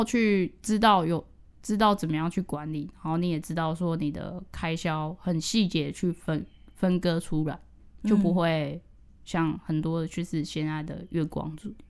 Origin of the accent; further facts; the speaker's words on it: Yunlin County, Taiwan; now in Tainan, Taiwan; 我是云林，嗯，对啊，所以我就换了一个城市生活